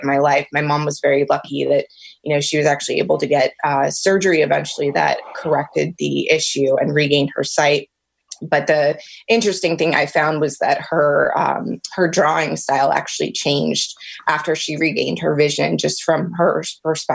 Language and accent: English; Alexandria, Virginia, United States; also born or lived in Richmond, Virginia / Washington, D.C. area; I am actually Virginia born and raised. I was born in Alexandria